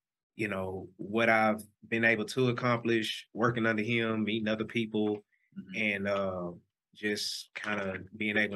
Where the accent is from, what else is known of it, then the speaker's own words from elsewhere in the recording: Orange, Texas, United States; accent: twang; moved away as an adult; now in Houston, United States; I'm from Orange, Texas. Small town on the Texas Louisiana border